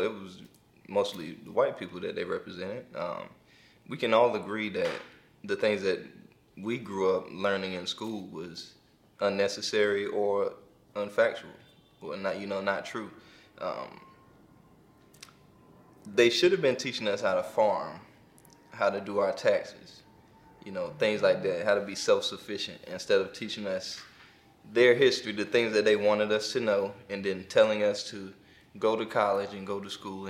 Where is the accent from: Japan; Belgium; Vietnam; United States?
United States; Clinton, North Carolina; from Clinton, North Carolina. I'm a Carolina baby